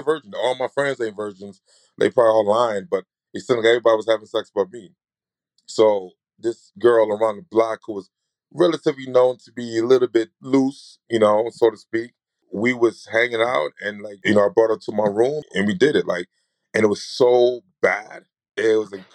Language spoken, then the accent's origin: English; New York, United States; I'm from New York